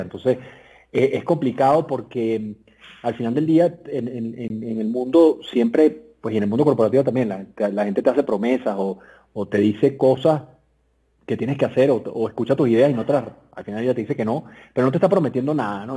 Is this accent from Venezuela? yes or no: yes; Venezuela; moved away as an adult; now in Mexico; yo soy venezolano como tú, nos conocimos en Venezuela hace muchos años, porque obviamente estudiamos en el mismo colegio